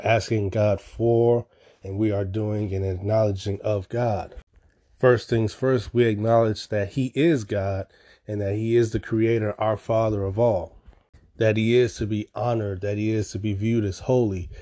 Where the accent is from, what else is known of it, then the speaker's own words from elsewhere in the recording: Chicago, Illinois, United States; I'm from Chicago.